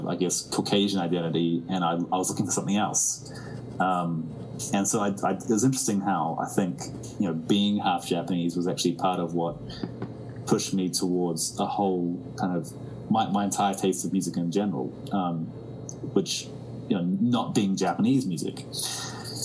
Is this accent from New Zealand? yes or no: yes; New Zealand; the way we were raised in New Zealand was definitely very unique.